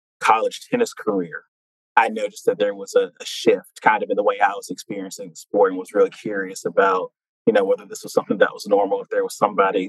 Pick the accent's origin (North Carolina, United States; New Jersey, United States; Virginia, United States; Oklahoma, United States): North Carolina, United States; Fayetteville; a North Carolina native, born and raised in Fayetteville